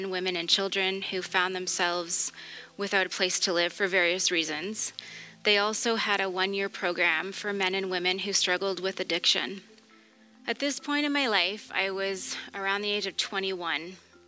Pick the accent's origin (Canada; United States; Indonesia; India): Canada; Truro, Nova Scotia; now in Portapique, Canada; I was born in Truro to loving parents who provided a stable environment for my brother and I to grow up in. For as long as I can remember, I was surrounded by a Christian community. I went to Christian school, a lot of church gatherings every week.